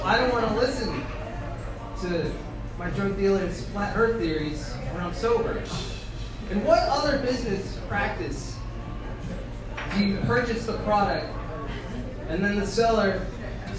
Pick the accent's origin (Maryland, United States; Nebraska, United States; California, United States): California, United States; Bakersfield; now in Oakland, United States; I grew up in Bakersfield